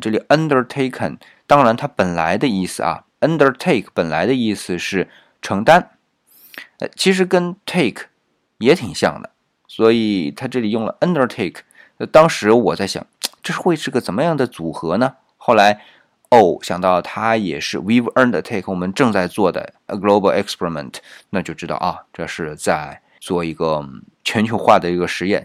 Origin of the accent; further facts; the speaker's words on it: China; 我们中国人一般就不会想到这么做啊